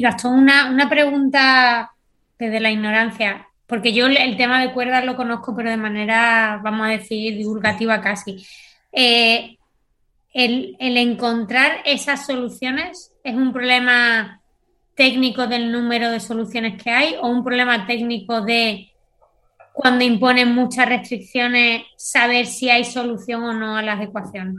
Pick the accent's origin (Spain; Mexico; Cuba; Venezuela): Spain; a mí me preguntaron, ¿de dónde eres? Y dije, de España. Digo, ¿de qué parte de España? Digo, pegadito a África.